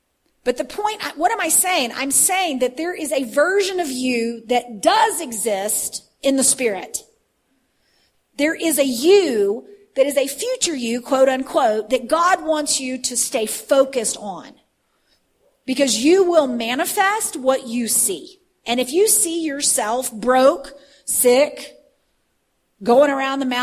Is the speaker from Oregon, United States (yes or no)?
no; Texas, United States; I'm from Texas